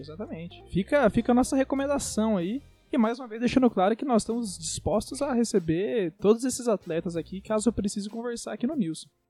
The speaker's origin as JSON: {"language": "Portuguese", "country": "Brazil", "said": "Nós somos brasileiros"}